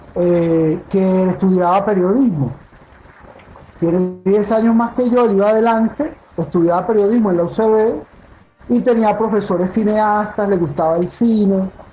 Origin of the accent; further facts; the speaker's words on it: Caracas, Capital District, Venezuela; also born or lived in Maturín, Venezuela; Yo nací en Maturín, como, como te comenté. Pero nací muy pequeño, ya me, me mudé a Caracas.